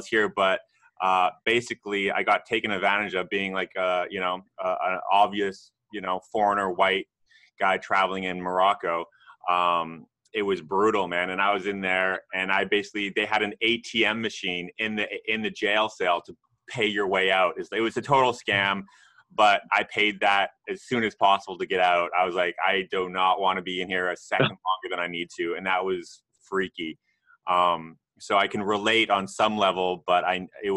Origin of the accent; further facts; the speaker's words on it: Canada; I'm actually Canadian, I'm not American